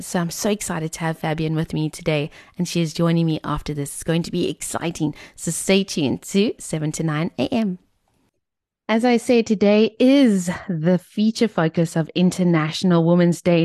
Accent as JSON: {"language": "English", "town": "Cape Town", "region": "Western Cape", "country": "South Africa", "tie": "born or raised there", "said": "growing up in Tableview, we were always at the Kalani Motorway."}